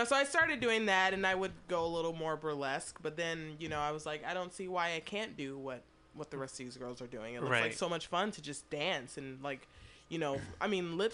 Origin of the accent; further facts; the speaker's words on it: Detroit, Michigan, United States; also born or lived in San Jose; now in San Francisco Bay Area, United States; I grew up in Detroit. So I moved here